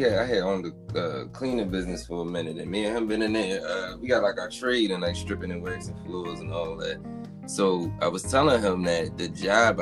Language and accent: English; Philadelphia, Pennsylvania, United States; I'm out there on 10th and, like, right off 10th and Girard